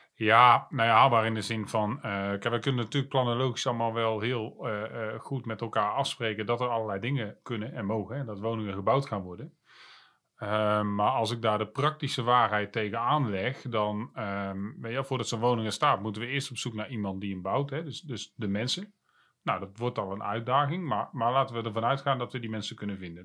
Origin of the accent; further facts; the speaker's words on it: Breda, North Brabant, Netherlands; geboren en getogen in Breda